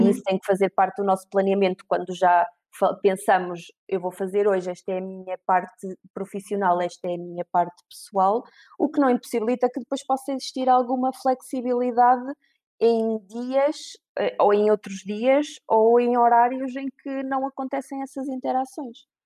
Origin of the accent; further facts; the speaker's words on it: Viseu, Centro, Portugal; eu tenho 35 anos, sou de Viseu